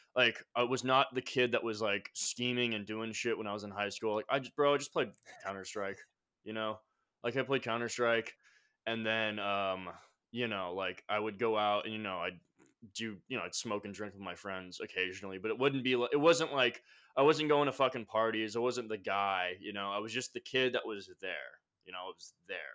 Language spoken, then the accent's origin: English; Carlsbad, California, United States; moved away as an adult; now in Austin, United States; I grew up in California, Carlsbad area